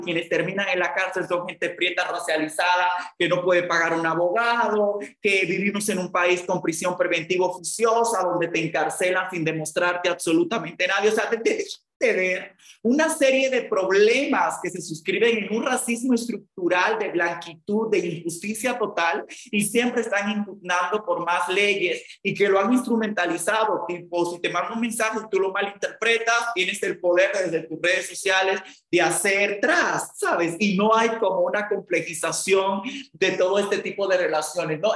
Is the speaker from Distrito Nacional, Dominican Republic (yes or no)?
no; Samaná, Dominican Republic; yo soy de Samaná, en República Dominicana, de donde es mi papá